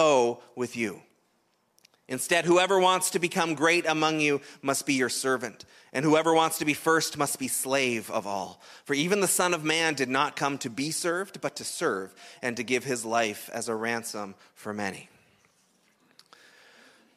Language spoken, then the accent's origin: English; Canada; we're Canadian